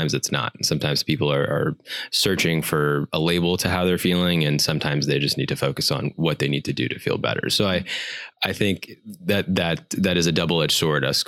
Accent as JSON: {"language": "English", "country": "United States", "said": "growing up as an Indian American"}